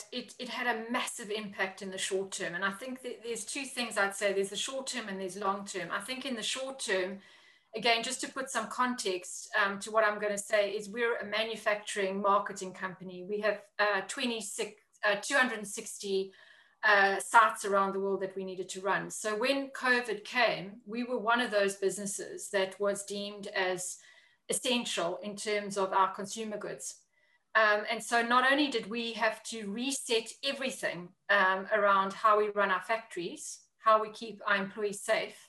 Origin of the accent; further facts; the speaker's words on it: South Africa; moved away as an adult; also born or lived in Africa / China; now in London, United Kingdom; I am originally from South Africa, if anybody can pick up the accent.